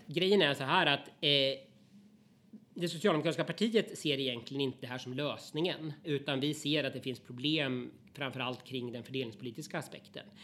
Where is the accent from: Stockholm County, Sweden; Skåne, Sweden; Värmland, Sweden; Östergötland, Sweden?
Östergötland, Sweden; i stora delar av Östergötland, där jag kommer ifrån